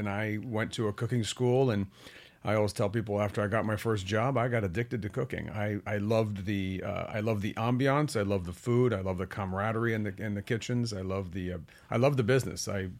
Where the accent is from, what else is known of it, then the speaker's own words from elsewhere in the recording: Italy; also born or lived in France; I grew up in Europe. I was born in Milan in Italy and grew up in France and Italy.